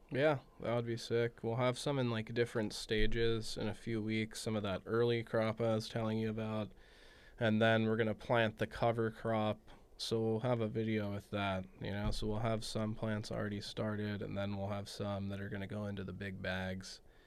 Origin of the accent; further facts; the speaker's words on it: Los Angeles, California, United States; growing up in the San Fernando Valley, like, the heart of weed